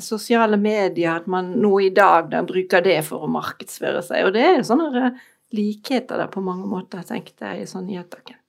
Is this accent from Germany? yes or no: yes; Germany; Norwegian is a second language; moved away as an adult; now in Norway; er jeg opprinnelig tysk